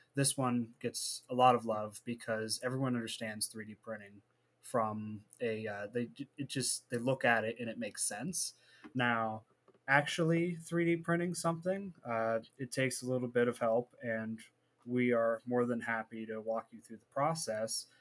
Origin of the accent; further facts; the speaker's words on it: Warren, Ohio, United States; also born or lived in Youngstown, Ohio; we decided Warren was okay, and I lived there for a lot of my adolescence